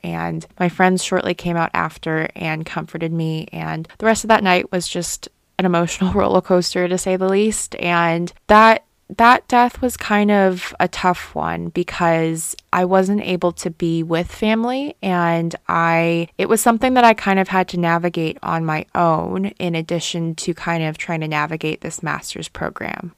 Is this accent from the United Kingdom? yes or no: no; Guangzhou, Guangdong, China; moved away; growing up in Guangzhou and having that background